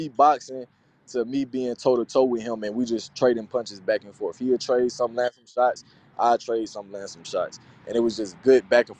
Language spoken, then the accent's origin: English; Winston-Salem, North Carolina, United States; I'm from North Carolina, Winston-Salem.